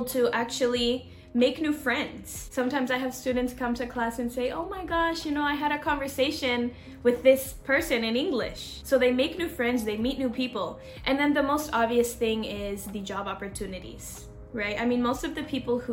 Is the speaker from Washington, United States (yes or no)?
yes; Seattle, Washington, United States; moved away as an adult; also born or lived in Seville, Spain; now in Spain; I'm from Seattle, Washington, from the north of the US